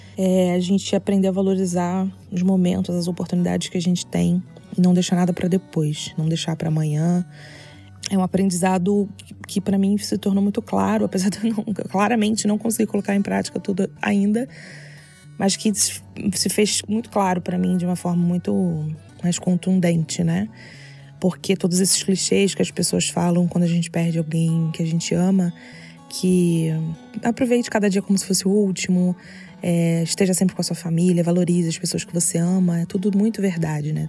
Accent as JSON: {"language": "Portuguese", "region": "Rio de Janeiro", "country": "Brazil", "said": "Eu sou carioca"}